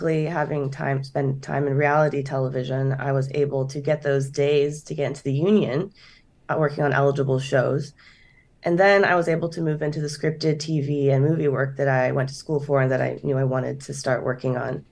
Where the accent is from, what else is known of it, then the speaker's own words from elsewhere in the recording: Lincoln, Nebraska, United States; now in Los Angeles, United States; I'm from Lincoln, Nebraska. So I grew up there